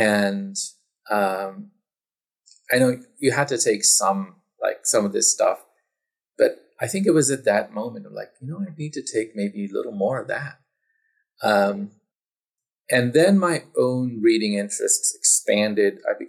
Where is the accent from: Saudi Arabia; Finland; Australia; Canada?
Saudi Arabia; also born or lived in Pakistan / United States; So I was born in Pakistan and grew up partly in Saudi Arabia and partly in the United States.